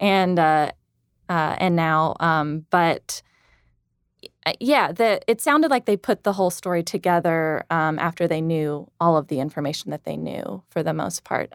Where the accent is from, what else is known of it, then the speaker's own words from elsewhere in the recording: Tuscaloosa, Alabama, United States; I'm from Tuscaloosa